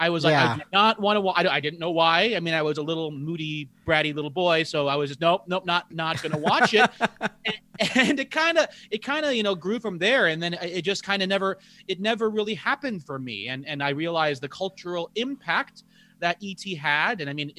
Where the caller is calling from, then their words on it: Honolulu, Hawaii, United States; I'm joining you from Honolulu, Hawaii. So life is pretty good for me.